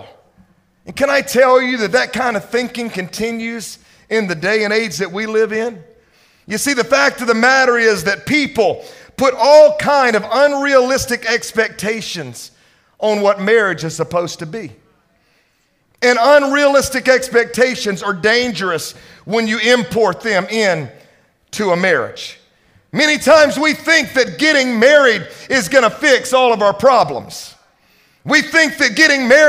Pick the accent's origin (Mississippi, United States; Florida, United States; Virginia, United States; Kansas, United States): Mississippi, United States; now in Dallas, United States; I'm from Mississippi